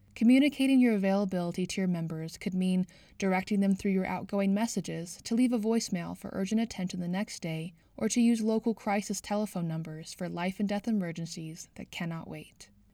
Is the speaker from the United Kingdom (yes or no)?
yes; United Kingdom; now in Canada; I grew up in the United Kingdom